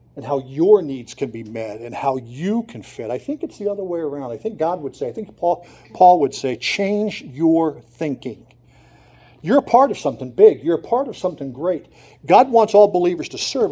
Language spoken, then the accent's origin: English; Montrose, Pennsylvania, United States; I grew up in Montrose. I grew up in downtown Montrose, Pennsylvania.